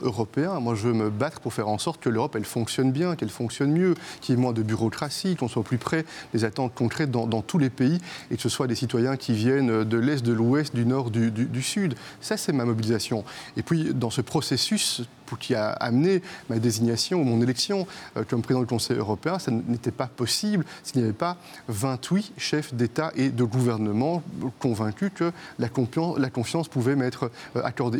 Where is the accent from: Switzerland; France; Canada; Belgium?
Belgium; comme premier ministre belge